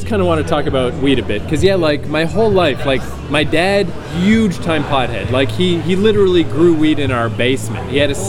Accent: New Brunswick, Canada; moved away; as an old man now that I'm approaching 40, after all this weedness and fucking growing up in New Brunswick

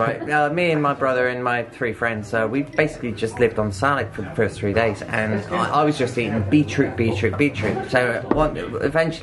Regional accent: Bristol, South West England, United Kingdom; I'm from Bristol, England

